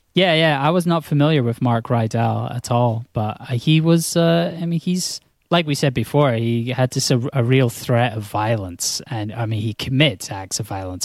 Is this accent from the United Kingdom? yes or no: yes; Scotland, United Kingdom; I'm from Scotland